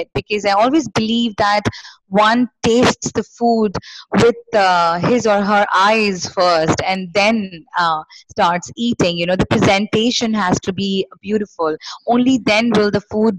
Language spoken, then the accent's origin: English; Kolkata, West Bengal, India; I am born and brought up in Kolkata, which is West Bengal in India.